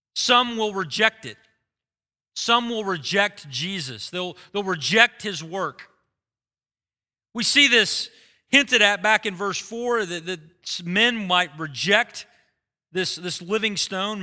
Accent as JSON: {"language": "English", "country": "United States", "said": "We have lived our lives as American Christians"}